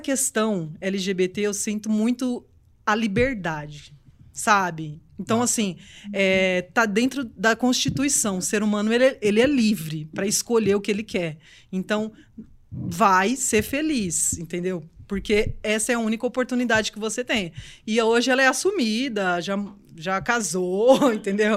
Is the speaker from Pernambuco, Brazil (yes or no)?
yes; Recife, Pernambuco, Brazil; moved away; eu sou de Recife.